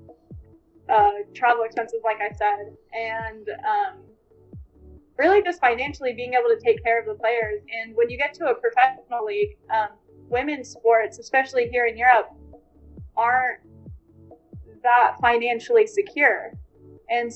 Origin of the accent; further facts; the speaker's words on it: San Diego, California, United States; So I'm from San Diego, California. And I went to Mission Bay High School